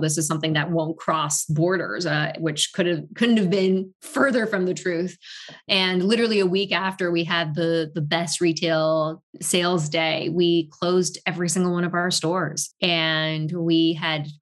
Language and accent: English; Tokyo, Japan; also born or lived in Paris, France; now in New York, United States; I was not born in Tokyo, but raised in Tokyo